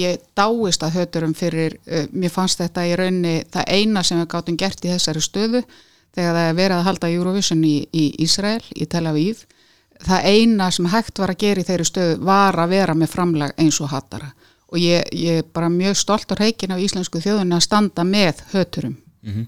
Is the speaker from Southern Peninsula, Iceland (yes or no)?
no; Reykjavík, Capital Region, Iceland; also born or lived in Kópavogur, Iceland / Brighton, England; ég líti á mig sem breyðtilding